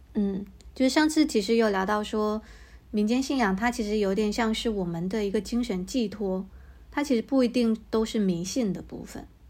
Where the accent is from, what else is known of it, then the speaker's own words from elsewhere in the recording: Fujian, China; 我也是闽南人